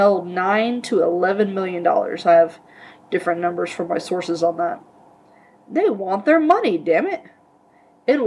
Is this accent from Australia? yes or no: no; Leavenworth, Kansas, United States; my hometown, Leavenworth, Kansas